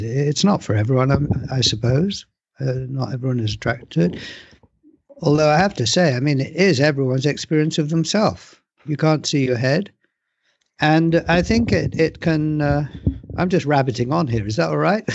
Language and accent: English; England, United Kingdom; I was born in England, I live in England